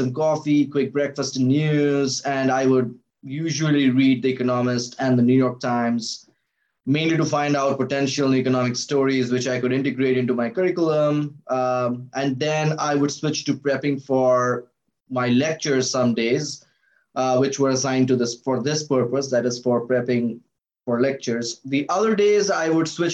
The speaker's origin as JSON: {"language": "English", "country": "India", "also_born_or_lived": "Reno, Nevada, United States", "moved": "as an adult", "lives_now": "Seattle, United States", "said": "I'm from India, so it's from University of Calcutta in Kolkata, India"}